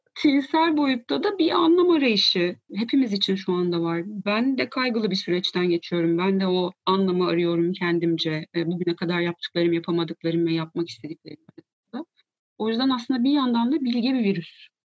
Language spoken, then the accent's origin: Turkish; Ankara, Turkey; 82 Ankara doğumluyum